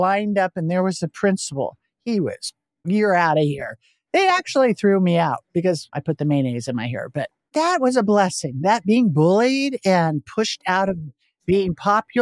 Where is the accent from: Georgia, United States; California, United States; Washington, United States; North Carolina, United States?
California, United States; Portola Valley; I grew up in Silicon Valley, Bay Area, in Portola Valley